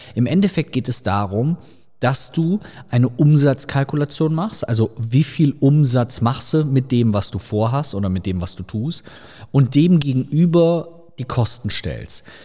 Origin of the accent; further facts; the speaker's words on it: Rhineland, Germany; sagt man bei uns im Rheinland